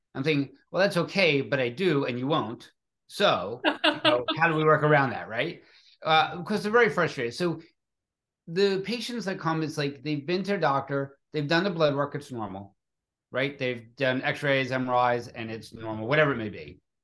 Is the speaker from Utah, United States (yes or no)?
no; Philadelphia, Pennsylvania, United States; growing up in Philadelphia